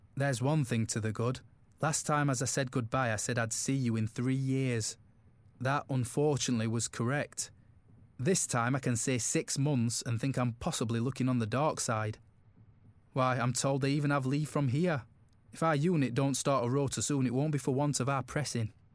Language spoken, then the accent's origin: English; Glasgow, Scotland, United Kingdom; I was born and brought up in Glasgow